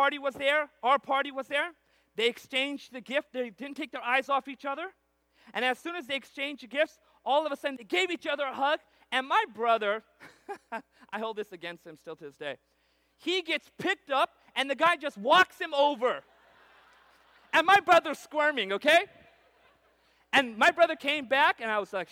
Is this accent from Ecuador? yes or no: no; Punjab, India; now in Central California, United States; I also come from this unusual background of being a Punjabi. We're from the area of northeast India called Punjab.